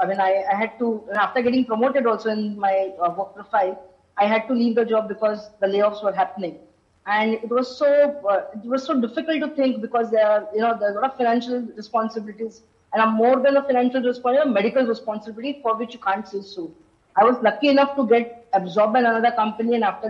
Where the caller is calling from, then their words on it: Mumbai, Maharashtra, India; Firstly, I'm joining from Mumbai, not from Bangalore.